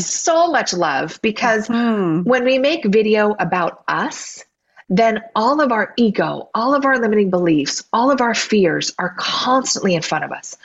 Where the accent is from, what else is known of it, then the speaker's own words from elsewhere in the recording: Oregon, United States; now in Southern California, United States; I grew up in Oregon with rain, and now I have palm trees and sunshine